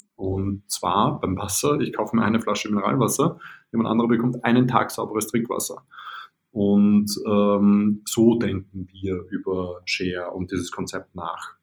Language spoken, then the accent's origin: German; Vienna, Austria; now in Berlin, Germany; ich bin ja Wiener